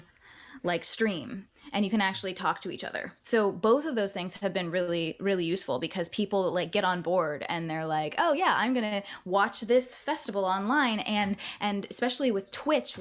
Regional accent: Northern California near Big Sur, United States; also born or lived in Florida; I grew up in Northern California near Big Sur after moving from Florida.

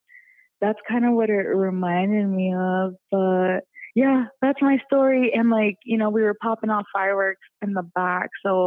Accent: Des Moines, Iowa, United States; And we grew up in Des Moines, so we're like, oh, in Genola, like, yeah, like, let's go, like, no adults, like, let's party, right?

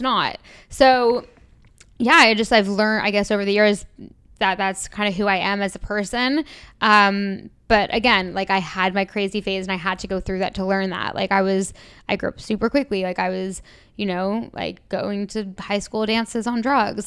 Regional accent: Toronto, Ontario, Canada; moved away as an adult; also born or lived in London; I'm from Toronto originally. I moved to London when I was eighteen with just the dream of leaving Toronto.

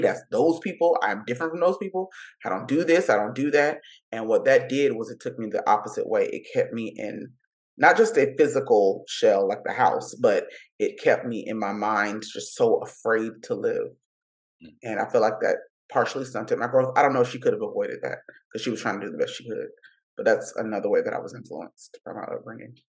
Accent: Miami, Florida, United States; first language English; moved away as an adult; now in Los Angeles, United States; I grew up in Miami

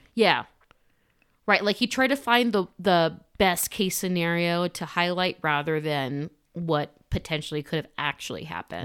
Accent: Socorro, New Mexico, United States; We're from Socorro

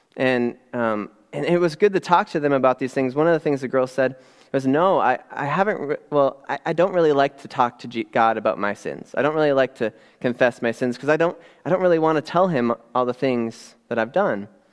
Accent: Upper Peninsula of Michigan, United States; now in Midland, United States; growing up in the Upper Peninsula of Michigan, um, way, way up north, right across from Canada

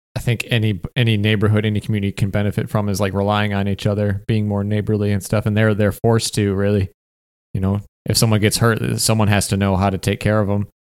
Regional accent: Michigan, United States; moved away as an adult; also born or lived in Detroit, Michigan / Upper Peninsula, Michigan; now in California, United States; I'm from Michigan

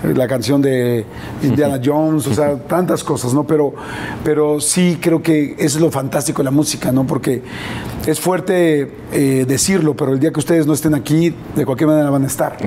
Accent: Mexico; yo soy un, un, mexicano

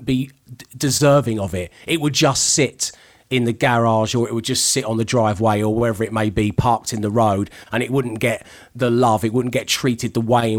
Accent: London, United Kingdom; I'm a teenager from South East London in an Escort

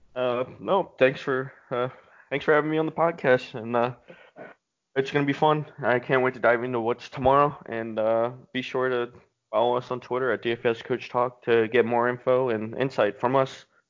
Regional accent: Philadelphia, Pennsylvania, United States; my hometown

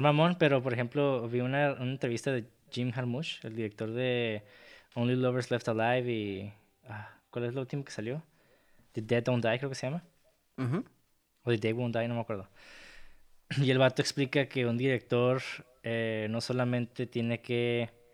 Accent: Mexico; soy mexicano

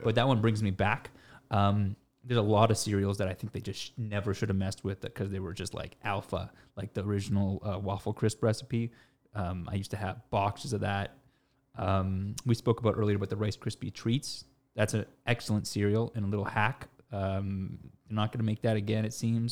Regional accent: Toronto, Ontario, Canada; born and raised in Toronto, Canada

